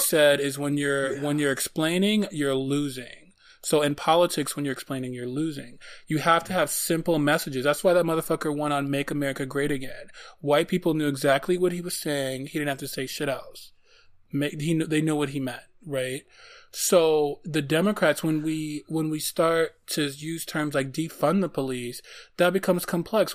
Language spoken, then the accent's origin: English; Detroit, Michigan, United States; I am from Detroit